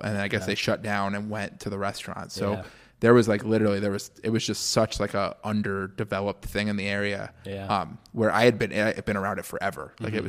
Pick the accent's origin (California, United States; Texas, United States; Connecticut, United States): Connecticut, United States; now in Syracuse, United States; So I grew up in Connecticut originally. I've been in Syracuse for, oh God, like going on like 7 years now